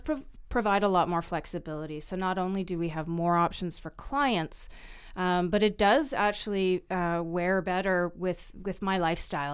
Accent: Vancouver, British Columbia, Canada; I was born and raised in Vancouver

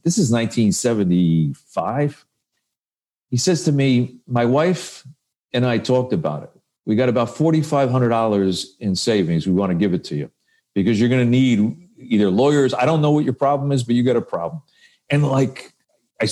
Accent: Paterson, New Jersey, United States; we were both from Patterson, New Jersey

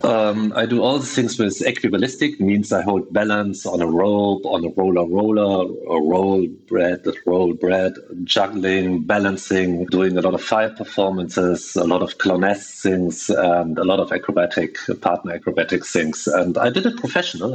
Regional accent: Germany; I'm from Germany.

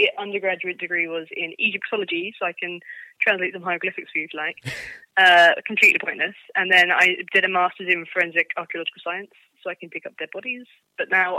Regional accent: Deal, South East England, United Kingdom; now in Edinburgh, United Kingdom; I grew up in a small town called Deal near Dover in Kent. And now I live in Edinburgh

